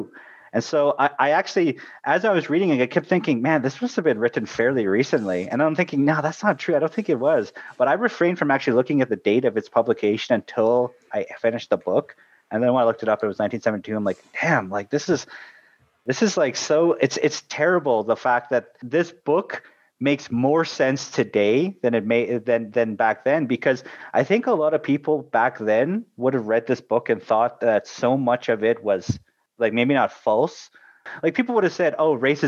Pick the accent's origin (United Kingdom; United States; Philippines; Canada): Canada